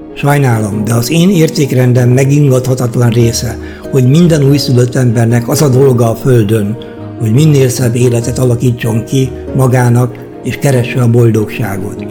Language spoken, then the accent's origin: Hungarian; Hungary; moved away as an adult; now in Germany; magyarok vagyunk